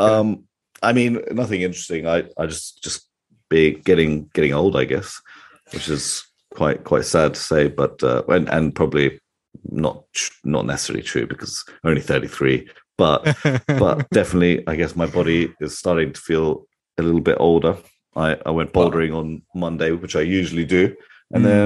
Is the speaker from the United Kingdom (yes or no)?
yes; United Kingdom; I'm very British in that sense.